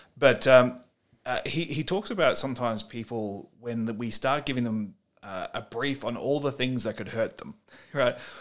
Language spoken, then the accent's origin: English; Australia; as an Australian author